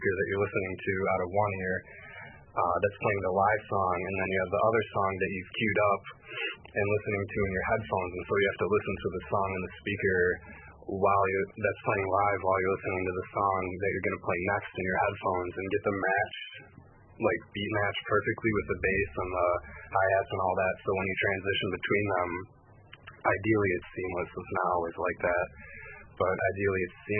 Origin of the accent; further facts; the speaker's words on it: Royal Oak, Michigan, United States; I grew up in Royal Oak, which is right out the suburb of Detroit